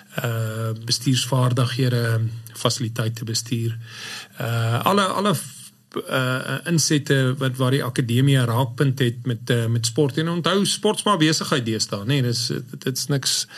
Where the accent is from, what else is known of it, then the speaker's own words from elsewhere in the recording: Klerksdorp, North West, South Africa; Ek is maar 'n boerling in 'n ou Noordwester of Wes-Transvaaler